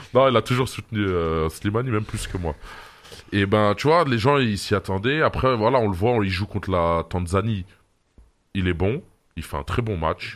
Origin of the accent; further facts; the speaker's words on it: Algeria; chez nous en Algérie